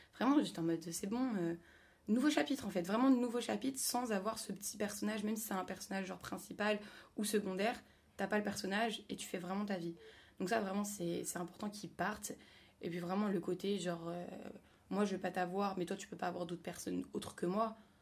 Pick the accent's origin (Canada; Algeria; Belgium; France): France; Paris, Île-de-France; moved away as an adult; also born or lived in Lille; je suis revenue à Paris pour mon stage, mais de base, je suis parisienne